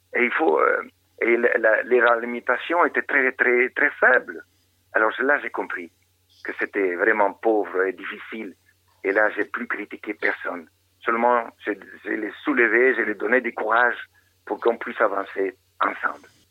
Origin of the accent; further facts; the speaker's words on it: Argentina; moved away as an adult; now in Madagascar; j'ai grandi là-bas en Argentine